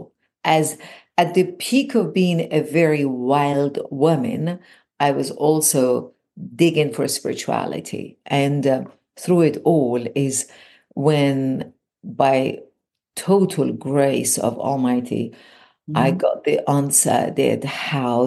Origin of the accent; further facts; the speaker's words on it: Iran; moved away as an adult; now in California, United States; I was born and raised in Iran